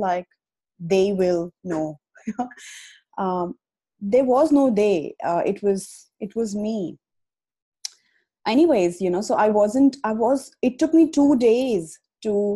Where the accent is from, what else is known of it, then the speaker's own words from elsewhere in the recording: India; moved away as an adult; now in Australia; I have been, you know, born and brought up in India, and I moved to Australia 5 years ago